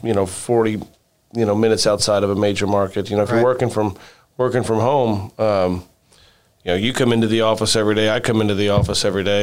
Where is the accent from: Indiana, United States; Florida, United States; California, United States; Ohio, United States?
Indiana, United States; Rockport; my hometown of Rockport, Indiana